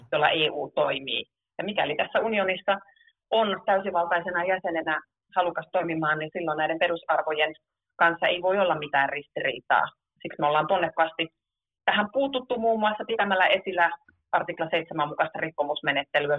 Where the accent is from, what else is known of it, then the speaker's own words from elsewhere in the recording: Oulu, North Ostrobothnia, Finland; oman kotikaupunkini sanomalehti Kalevasta